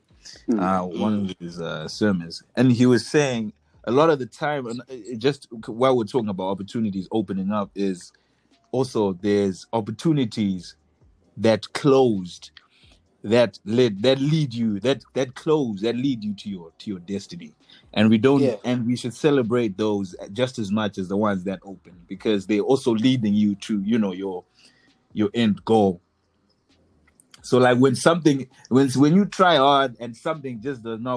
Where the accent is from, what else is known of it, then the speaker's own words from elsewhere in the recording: Zimbabwe; we're from Zimbabwe